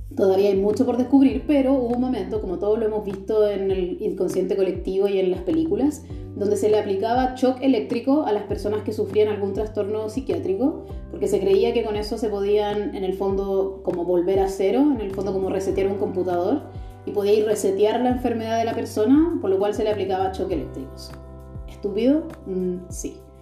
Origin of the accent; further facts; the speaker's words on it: Chile; now in Germany; soy chilena, pero vivo en Alemania